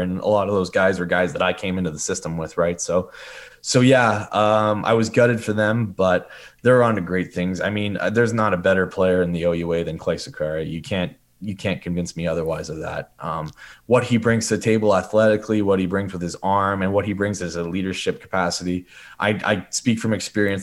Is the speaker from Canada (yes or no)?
yes; Sudbury, Ontario, Canada; moved away as an adult; I was a guy from Sudbury